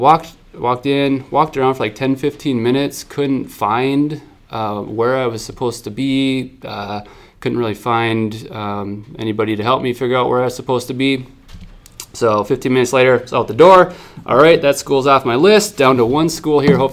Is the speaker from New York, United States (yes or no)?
no; Sauk Rapids, Minnesota, United States; also born or lived in St. Cloud, Minnesota; I was born in St. Cloud, Minnesota, on the banks of the Mississippi River. Grew up in Sauk Rapids, Minnesota